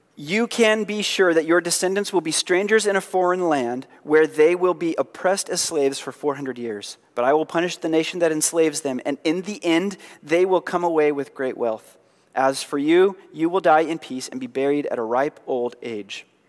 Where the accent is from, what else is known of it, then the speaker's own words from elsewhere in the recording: Oregon, United States; we're proudly from Oregon